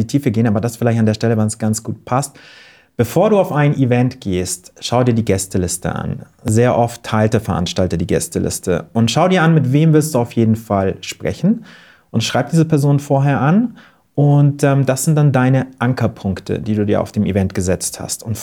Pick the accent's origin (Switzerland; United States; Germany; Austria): Germany; Wörthsee, Bavaria; Ich bin am Wörthsee aufgewachsen